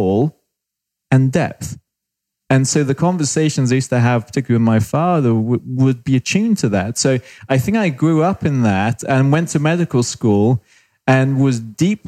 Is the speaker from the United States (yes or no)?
no; United Kingdom; accent: British; moved away; also born or lived in Australia / Canada; I'm British, spent time in Australia, spent 4 or 5 years in Canada